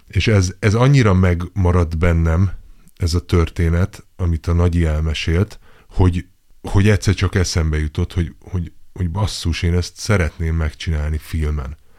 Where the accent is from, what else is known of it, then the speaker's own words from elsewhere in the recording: Budapest, Hungary; ahol én is felnőttem